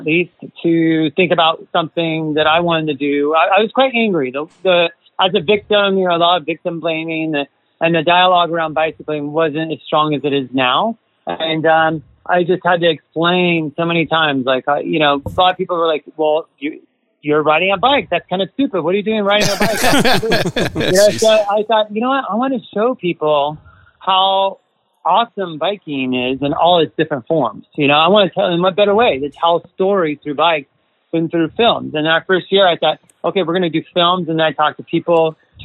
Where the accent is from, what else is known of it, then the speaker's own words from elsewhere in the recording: United States; I'm from the United States originally